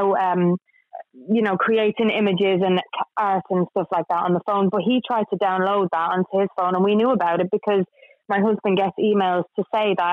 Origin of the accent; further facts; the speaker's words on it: Dublin, Leinster, Ireland; now in United Kingdom; I'm from Dublin.